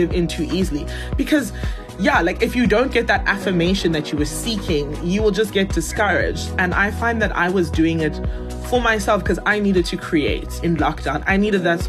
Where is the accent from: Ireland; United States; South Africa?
South Africa; Johannesburg, Gauteng; moved away as an adult; also born or lived in Zimbabwe / Nigeria (descent); now in Cape Town, South Africa; I grew up in Johannesburg, did all my schooling there